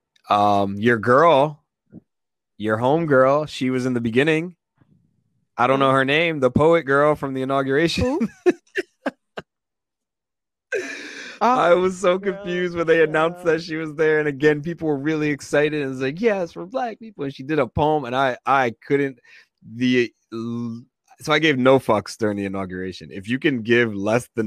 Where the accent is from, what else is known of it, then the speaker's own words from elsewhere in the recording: Nigeria; I'm Nigerian